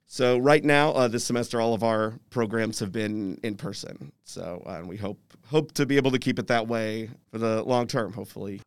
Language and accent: English; Louisville, Kentucky, United States; moved away as an adult; also born or lived in Los Angeles / New York; I'm originally from Louisville